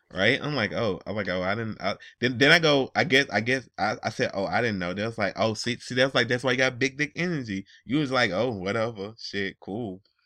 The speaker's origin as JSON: {"language": "English", "town": "Atlanta", "region": "Georgia", "country": "United States", "said": "And I live in Georgia. I'm li, I'm from Atlanta"}